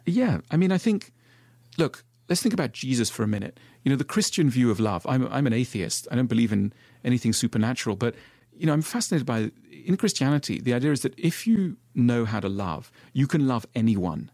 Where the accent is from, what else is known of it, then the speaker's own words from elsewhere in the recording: Switzerland; I grew up in Switzerland